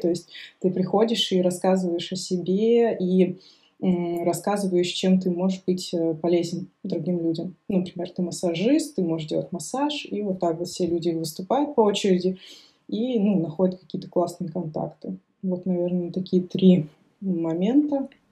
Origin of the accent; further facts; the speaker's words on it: Saint Petersburg, Russia; also born or lived in Moscow; now in Aix-en-Provence, France; я сама, считайте, питерская